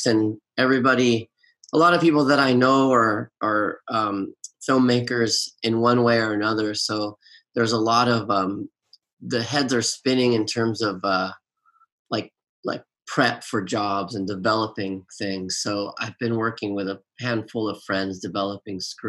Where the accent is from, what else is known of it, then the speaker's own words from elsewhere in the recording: Los Angeles, California, United States; I live in Hollywood, I grew up in Los Angeles